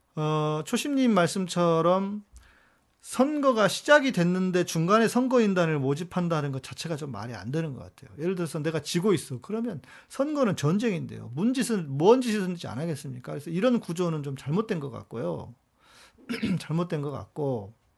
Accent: South Korea; 우리는 한국 사람들은

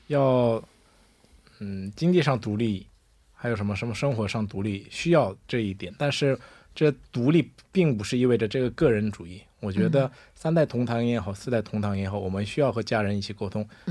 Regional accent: China; 我小时候就住在中国，没有和我的祖父母住在一起。

